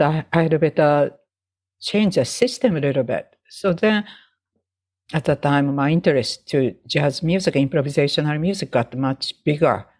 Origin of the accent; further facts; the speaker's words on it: Sapporo, Hokkaido, Japan; English is a second language; now in United States; from my hometown Sapporo to Tokyo